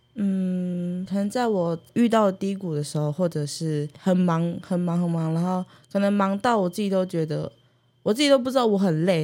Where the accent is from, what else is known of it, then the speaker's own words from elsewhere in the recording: Taiwu Township, Pingtung County, Taiwan; 我是来自屏东县的太武乡台湾族，然后乌台乡的卢凯族